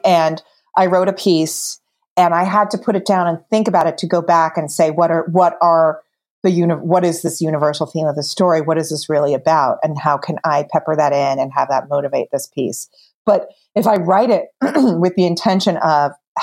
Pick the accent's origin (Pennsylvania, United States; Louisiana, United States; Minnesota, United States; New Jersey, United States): New Jersey, United States; I'm from New Jersey